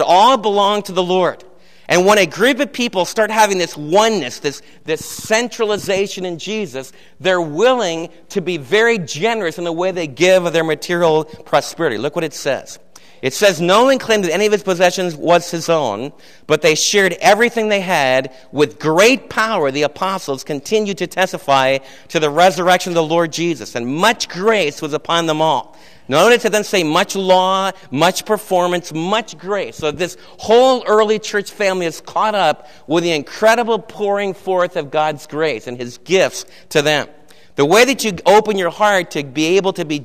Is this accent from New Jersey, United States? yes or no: yes; New Jersey, United States; moved away; where I was raised back east in New Jersey